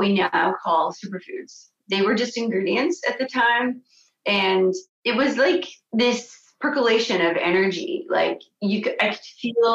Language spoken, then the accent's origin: English; Canada; moved away as an adult; also born or lived in France / Los Angeles, United States; as a Canadian